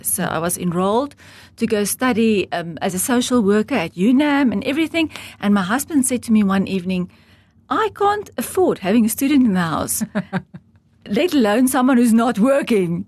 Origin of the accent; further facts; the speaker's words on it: Heidelberg, Gauteng, South Africa; now in Namibia; I was born in South Africa in the Old Transvaal in Heidelberg, a very small farming community, and I grew up on a farm.